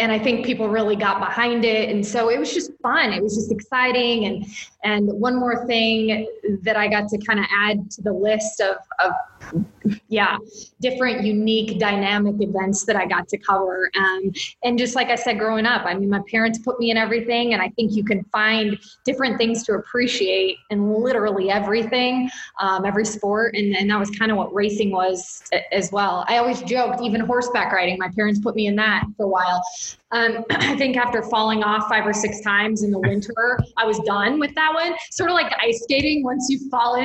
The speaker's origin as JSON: {"language": "English", "town": "Indianapolis", "region": "Indiana", "country": "United States", "tie": "born or raised there", "moved": "yes", "said": "I grew up in Indianapolis"}